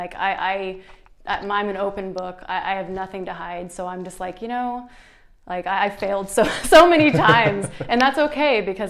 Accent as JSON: {"language": "English", "town": "Tahlequah", "region": "Oklahoma", "country": "United States", "tie": "born or raised there", "also_born_or_lived": "Las Vegas, Nevada / Los Angeles, California", "moved": "as an adult"}